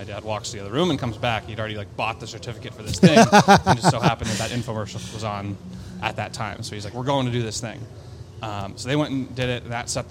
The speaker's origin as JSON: {"language": "English", "town": "Omaha", "region": "Nebraska", "country": "United States", "tie": "born or raised there", "also_born_or_lived": "Chicago", "moved": "yes", "said": "growing up in Omaha"}